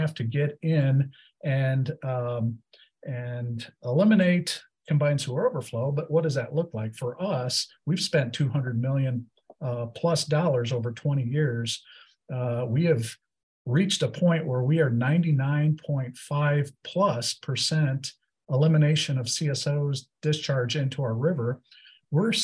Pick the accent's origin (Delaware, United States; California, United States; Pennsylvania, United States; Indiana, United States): Indiana, United States; Mishawaka; When I think of the Mishawaka of my youth, this is my hometown, it's where I grew up